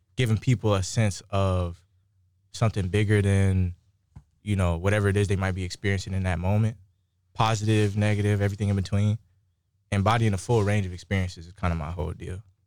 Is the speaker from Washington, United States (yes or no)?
no; Moreno Valley, California, United States; coming up in Moreno Valley, California, it's, like, super insulated